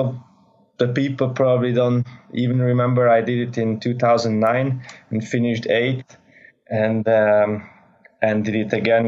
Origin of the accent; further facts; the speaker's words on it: Budapest, Hungary; I come from Hungary, Budapest, so quite flatland country